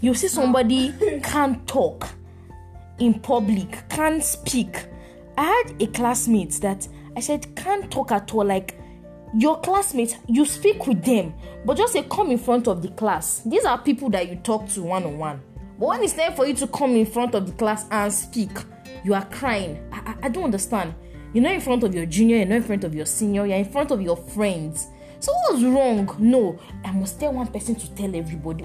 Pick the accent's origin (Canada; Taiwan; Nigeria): Nigeria; as an African, in fact, as a Nigerian